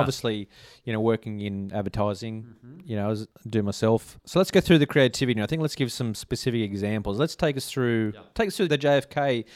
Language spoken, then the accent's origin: English; Australia; I was from Australia